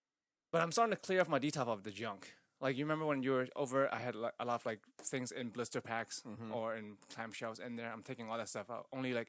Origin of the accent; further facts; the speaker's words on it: United States; No, I'm so American.